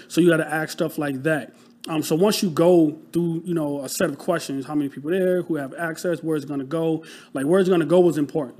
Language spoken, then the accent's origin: English; Rochester, New York, United States; moved away as an adult; now in Philadelphia, United States; I'm from Rochester, New York. So upstate, um, New York, like a small city